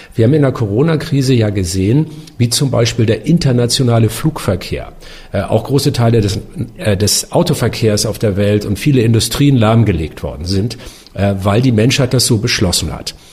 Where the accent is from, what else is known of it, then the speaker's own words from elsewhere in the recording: Northern Germany, Germany; Ich bin ja auch ein Norddeutscher